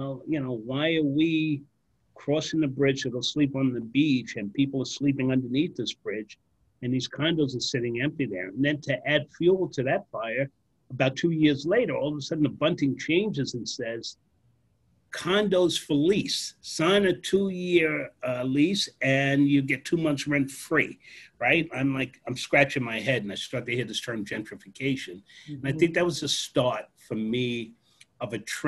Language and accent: English; Freeport, New York, United States; also born or lived in Brooklyn; I grew up working class family on Long Island